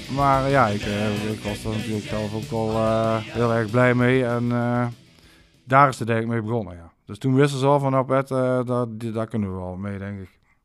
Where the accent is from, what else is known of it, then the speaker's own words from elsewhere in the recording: Maastricht, Limburg, Netherlands; ik heb mijn jeugd doorgebracht in Sint-Pieter.